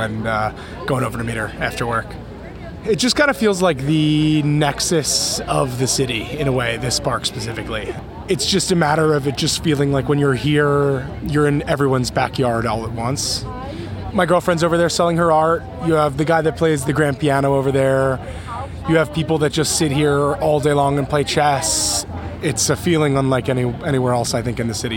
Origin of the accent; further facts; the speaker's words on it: Philadelphia, Pennsylvania, United States; I'm from Philadelphia, Pennsylvania